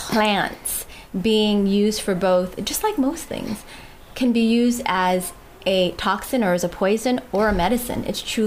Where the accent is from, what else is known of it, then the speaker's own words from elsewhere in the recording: Guam; moved away; also born or lived in United States; I was born and raised on Guam, but left from it for about 15 years, and out in the States